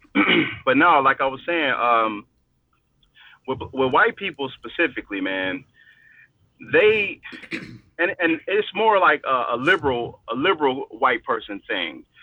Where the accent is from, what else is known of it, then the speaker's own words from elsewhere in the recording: Chicago, Illinois, United States; I'm from Chicago.